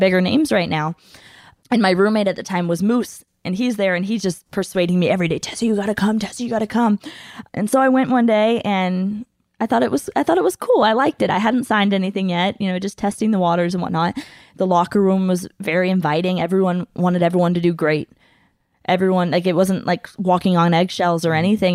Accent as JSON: {"language": "English", "country": "United States", "said": "we're American women"}